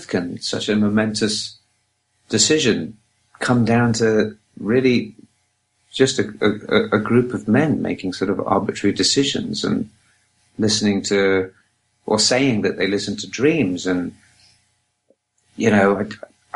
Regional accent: England, United Kingdom; now in Los Angeles, United States; I'm English

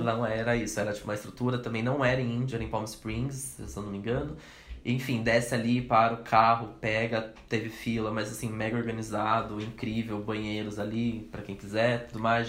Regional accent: Brazil; a gente é brasileiro

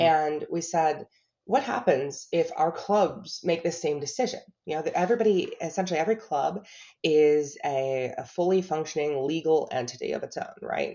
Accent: Buffalo, New York, United States; moved away as an adult; now in Charlotte, United States; I was born in Buffalo, New York

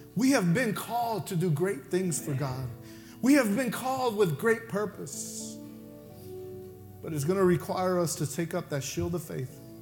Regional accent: Mexico; accent: Mexican; that's my Mexican accent coming out

